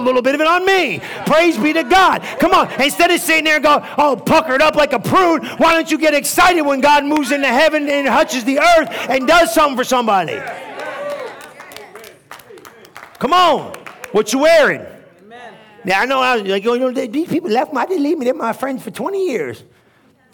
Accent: New Jersey, United States; moved away; I'm from New Jersey, bro. I understand street.

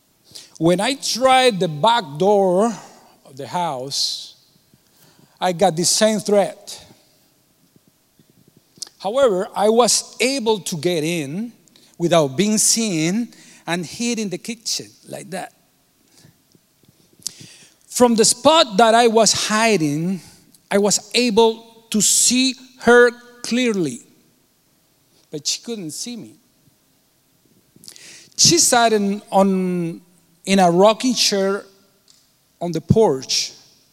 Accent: Cuba; moved away; I was born in Cuba, and I was born 3 years after Fidel Castro took power. I was not raised in Catholicism

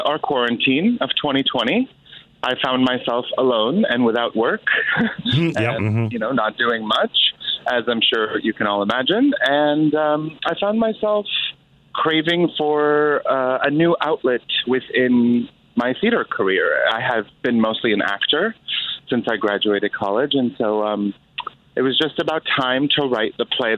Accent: Skokie, Illinois, United States; moved away as an adult; also born or lived in Chicago / Iraq; now in Los Angeles, United States; I grew up in Skokie, Illinois, and then I lived in the city for about 6 years before my partner and I moved to Los Angeles about a year ago

